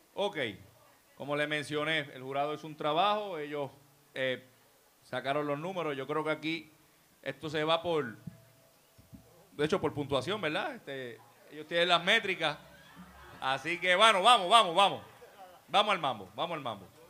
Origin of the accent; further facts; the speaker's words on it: Puerto Rico; also born or lived in Jayuya; Mi familia es de Bubao, yo me crié en San Martín